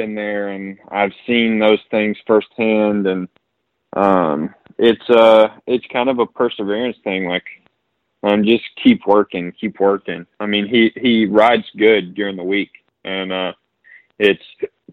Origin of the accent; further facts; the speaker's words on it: North Carolina, United States; we're both from North Carolina